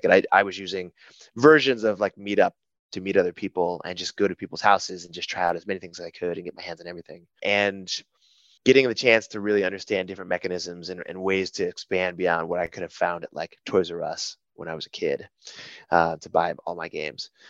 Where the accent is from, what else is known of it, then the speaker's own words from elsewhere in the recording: Rochester, New York, United States; now in Chicago, United States; Yeah, I've been now in Chicago for going on 10 years, uh, originally from, gosh, all over Rochester, New York for a stretch